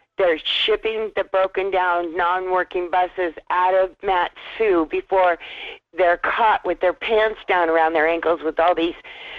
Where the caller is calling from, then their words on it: Wasilla, Alaska, United States; calling from Wissola.